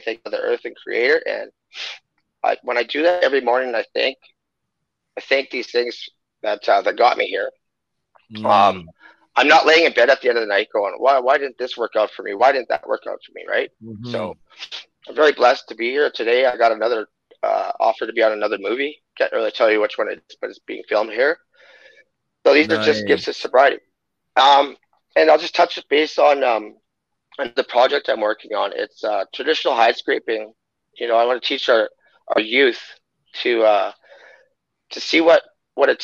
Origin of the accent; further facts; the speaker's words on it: Waterhen Lake, Saskatchewan, Canada; I'm First Nations Cree, Treaty 6 from Waterhen Lake, Saskatchewan